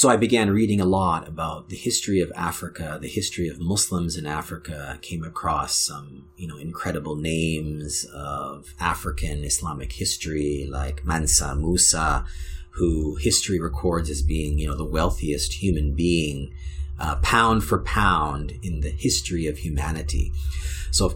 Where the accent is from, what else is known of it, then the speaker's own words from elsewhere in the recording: Canada; being a Black Canadian and being of Jamaican heritage